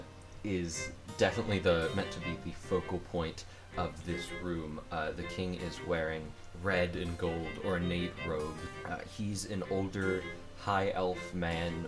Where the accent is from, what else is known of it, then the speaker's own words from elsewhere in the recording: United States; I'm an American